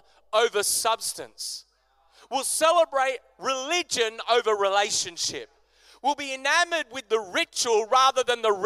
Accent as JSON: {"language": "English", "country": "Australia", "said": "as an Aussie church"}